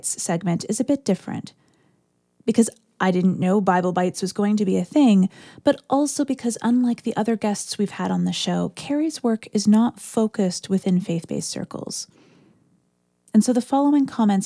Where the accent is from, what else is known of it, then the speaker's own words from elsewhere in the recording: Orillia, Ontario, Canada; I grew up near Orillia, Ontario, which has a population of about 30,000